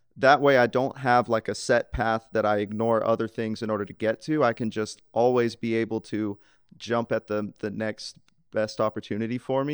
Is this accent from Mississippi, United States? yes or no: yes; Laurel, Mississippi, United States; I grew up in Laurel, Mississippi